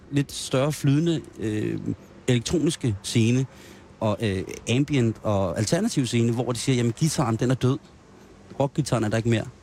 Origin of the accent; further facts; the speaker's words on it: Roskilde, Zealand, Denmark; jeg vil sige, jeg er jo Roskilde-dreng, så jeg vil også sige, at der bliver delt krammer ud på Roskilde.